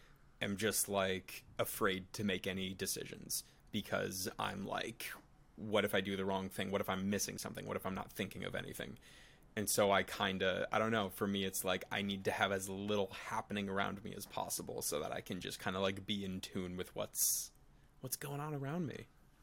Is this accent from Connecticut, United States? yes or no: yes; Connecticut, United States; now in New York, United States; We are both from Connecticut.